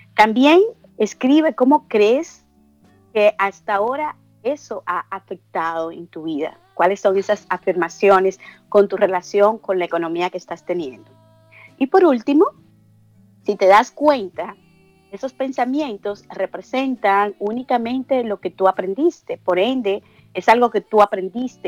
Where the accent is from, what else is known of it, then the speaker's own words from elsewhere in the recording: Dominican Republic; moved away; yo soy dominicana